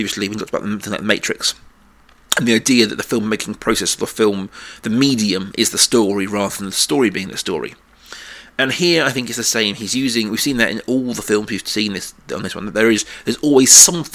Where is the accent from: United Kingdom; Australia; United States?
United Kingdom; South of England; two white middle-class kids from South England